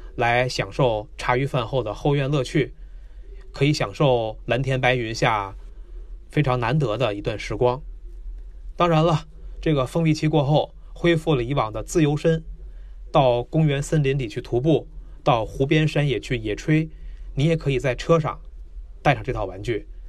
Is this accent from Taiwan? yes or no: no; China; 我们中国人